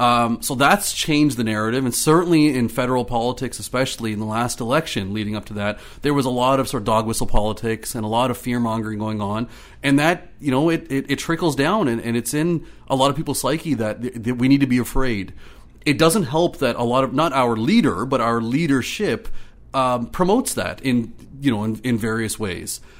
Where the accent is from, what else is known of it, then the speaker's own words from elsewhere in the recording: Ottawa, Ontario, Canada; moved away as an adult; also born or lived in the Prairies / British Columbia / Marystown, Newfoundland / Clarenville, Newfoundland; now in Newfoundland, Canada; I grew up in Ottawa. I grew up in Orleans in the east end of Ottawa